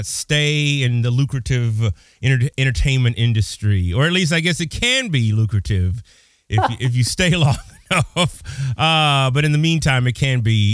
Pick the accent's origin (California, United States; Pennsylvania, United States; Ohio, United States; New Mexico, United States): California, United States; Pasadena; now in Illinois, United States; I'm originally from Pasadena